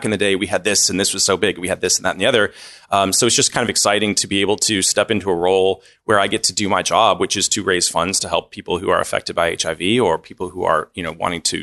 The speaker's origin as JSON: {"language": "English", "town": "Louisville", "region": "Kentucky", "country": "United States", "tie": "born or raised there", "also_born_or_lived": "New Orleans, Louisiana", "moved": "as an adult", "lives_now": "Memphis, United States", "said": "raised in Louisville, Kentucky"}